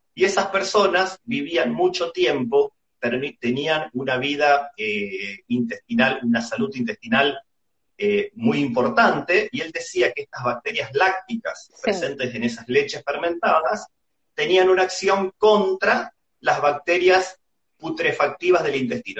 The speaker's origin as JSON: {"language": "Spanish", "country": "Argentina", "said": "como argentino a mí me llena de orgullo"}